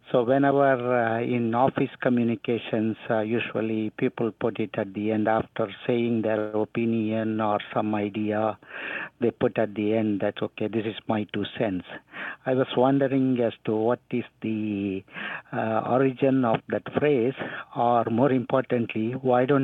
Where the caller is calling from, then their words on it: Greenville, North Carolina, United States; I am calling from Greenville, North Carolina.